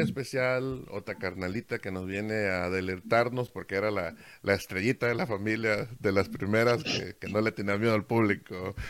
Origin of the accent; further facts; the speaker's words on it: Veracruz, Mexico; moved away; yo soy de, Veracruz, México.